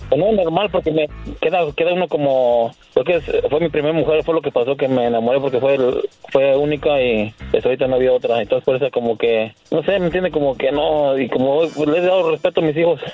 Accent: Querétaro, Mexico; Yo soy de Querétaro.

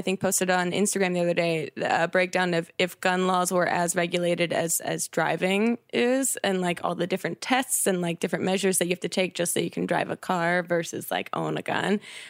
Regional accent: New Jersey, United States; now in Los Angeles, United States; Because I'm from the East Coast, so is Jack. We're both from a town over from each other in New Jersey.

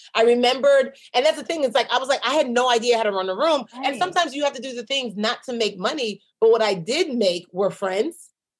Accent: Nigeria; Because in my mind, again, I'm a Nigerian businesswoman.

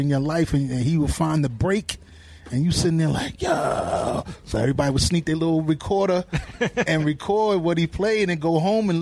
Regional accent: New York City, New York, United States; growing up in Hollis

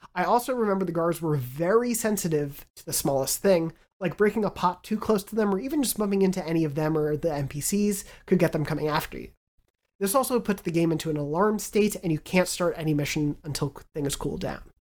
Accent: Long Island, New York, United States; moved away; Growing up on Long Island

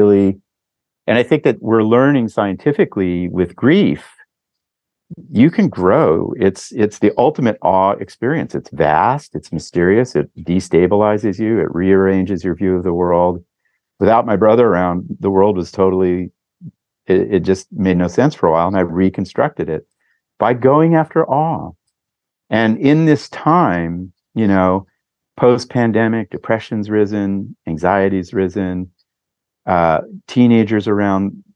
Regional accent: Los Angeles, California, United States; also born or lived in Sierra Nevada, California; we grew up in the Laurel Canyon in the 60s and had wild parents and then lived in the wilds of the Sierras

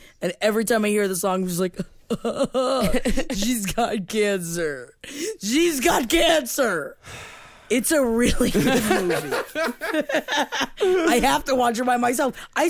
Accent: United Kingdom; I don't know why we eat fish on Christmas. Maybe it's because we are British.

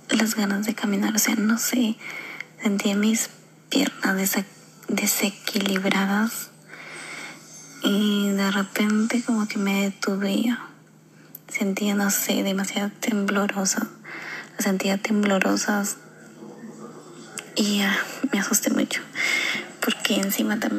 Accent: Peru; Soy de Perú.

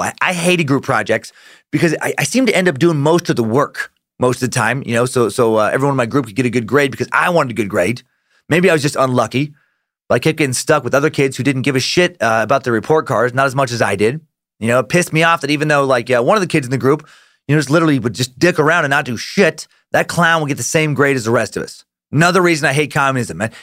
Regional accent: United States; I'm an American

